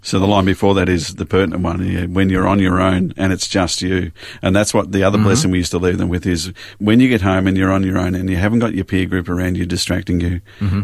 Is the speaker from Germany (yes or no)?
no; Springvale, Victoria, Australia; also born or lived in Glen Waverley; now in Yarra Valley, Australia; did most of my growing up in Springvale